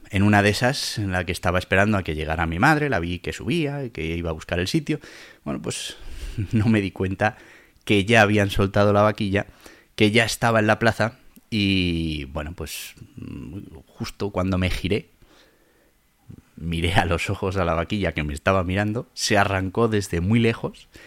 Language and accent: Spanish; Caparroso, Navarre, Spain; A ver, en Navarra hay muchísima afición a los toros, a las vaquillas, a los encierros y bueno, pues mi pueblo Caparroso no es menos